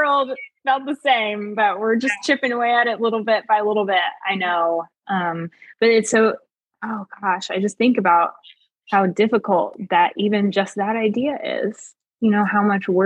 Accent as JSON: {"language": "English", "country": "United States", "tie": "born or raised there", "said": "I grew up in the United States, like in the 90s and the 2000s"}